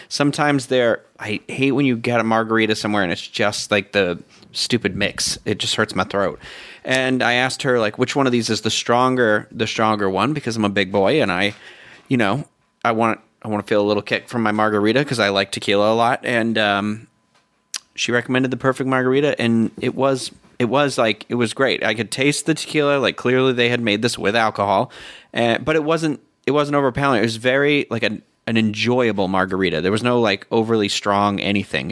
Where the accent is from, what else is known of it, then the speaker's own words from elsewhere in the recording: Massachusetts, United States; moved away; I'm from Massachusetts too